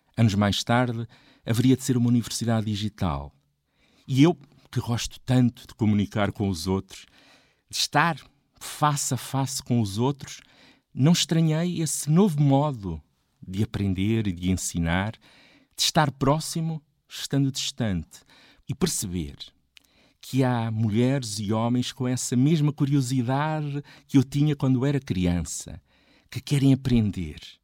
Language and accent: Portuguese; a village near Coimbra, Centro, Portugal; Quando em 1976 entrei para a escola primária, na minha aldeia não havia água canalizada. Havia poucos carros, poucos telefones. A televisão eram dois canais, a preto e branco, com poucas horas de emissão. Coimbra estava tão próxima e ao mesmo tempo tão distante